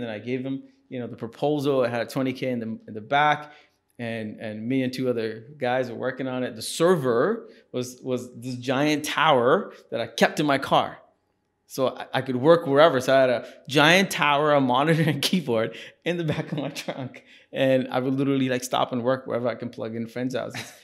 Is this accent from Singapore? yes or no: yes; Singapore; moved away; also born or lived in India; So we moved to Singapore